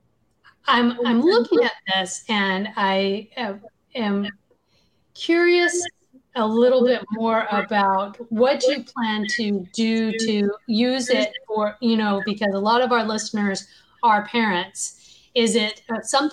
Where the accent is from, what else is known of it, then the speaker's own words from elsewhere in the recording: the South, United States; I grew up in the South, which was known as Bible Belt